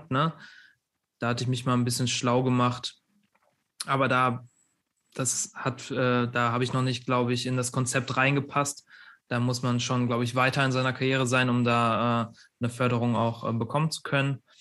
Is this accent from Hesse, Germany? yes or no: no; Witten, North Rhine-Westphalia, Germany; now in Cologne, Germany; Also ich wohne ja auch in Köln, also äh, ich komme aus Witten